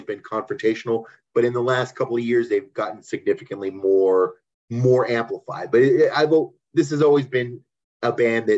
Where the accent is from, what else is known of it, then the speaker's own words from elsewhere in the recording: Little Rock, Arkansas, United States; we're from Little Rock, Arkansas